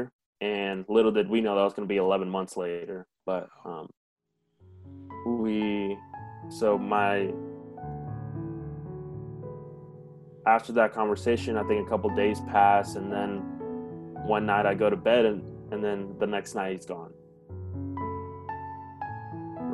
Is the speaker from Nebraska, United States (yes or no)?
yes; Grand Island, Nebraska, United States; English is a second language; also born or lived in Mexico; I was born here in Grand Island, Nebraska